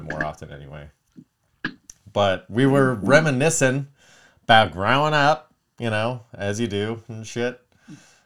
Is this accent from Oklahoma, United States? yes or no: no; Palmdale, California, United States; we grew up in Palmdale